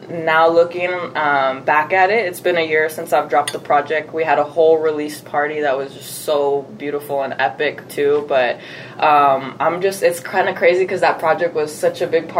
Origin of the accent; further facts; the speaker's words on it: San Diego, California, United States; also born or lived in Mesa, Arizona; now in Arizona, United States; I was born here. I was born in Mesa. Oh. But I'm not from here. I was maybe here till I was like 3 months old, and then we moved to San Diego, California. Oh, okay. So I grew up there, so I always just say I'm from there.